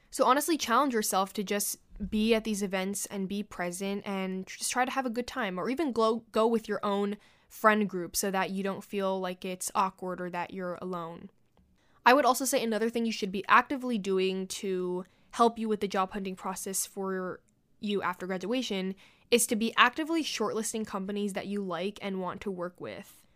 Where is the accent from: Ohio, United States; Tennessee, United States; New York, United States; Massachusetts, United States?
New York, United States; New York City; I was born and raised in New York City, and I plan to work, live, and take my very last breath here.